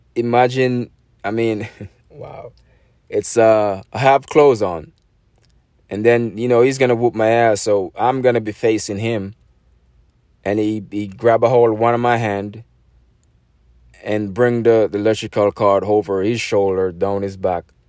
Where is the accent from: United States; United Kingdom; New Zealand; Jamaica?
Jamaica; moved away; That's growing up in Jamaica